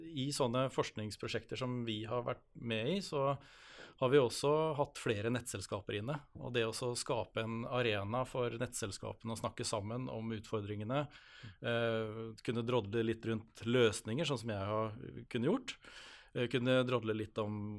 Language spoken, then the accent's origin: Norwegian; Halden, Østfold, Norway; jeg kommer fra Halden og bor i Halden